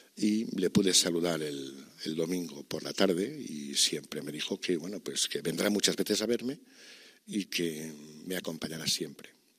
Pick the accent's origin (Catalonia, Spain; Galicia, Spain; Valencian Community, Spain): Valencian Community, Spain; Archdiocese of Valencia; esta diócesis de la que soy, de la que siempre seré, porque es mi tierra y es mi vida